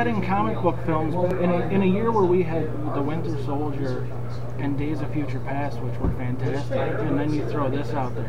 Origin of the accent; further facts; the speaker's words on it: Syracuse, New York, United States; I am a local guy, born and raised in Syracuse.